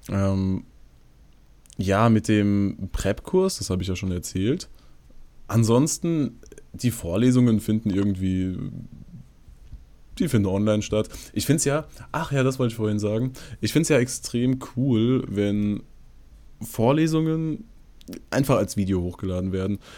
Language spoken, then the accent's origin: German; Bavaria, Germany; Ja, ja, genau, ich bin Bayer.